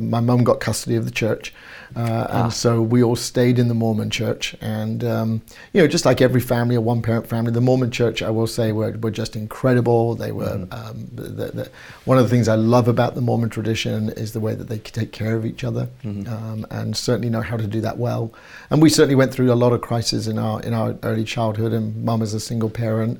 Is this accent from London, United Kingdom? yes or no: no; Bournemouth, South West England, United Kingdom; moved away as an adult; I grew up in England on the south coast in a place called Bournemouth, right down on the beach.